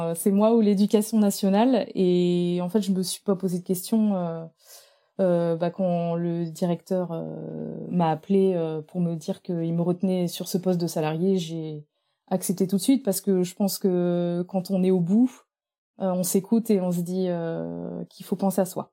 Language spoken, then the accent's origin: French; Normandy, France; moved away as an adult; also born or lived in Brittany / Nantes; je suis originaire de la Normandie